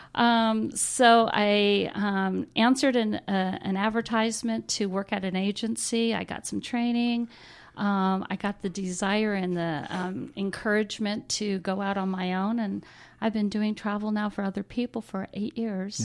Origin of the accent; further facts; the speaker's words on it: the South, United States; I grew up in the South, and I'm one of seven, or seventh out of nine children